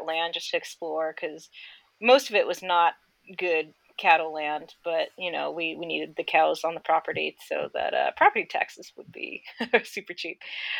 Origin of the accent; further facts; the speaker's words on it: Sacramento, California, United States; I grew up in the Sacramento area of California, and I had a very fortunate circumstance of being born into a cattle ranching family